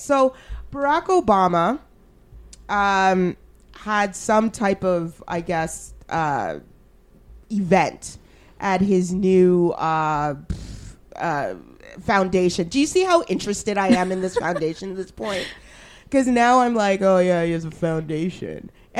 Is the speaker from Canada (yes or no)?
yes; Alberta, Canada; I'm so glad I grew up in Alberta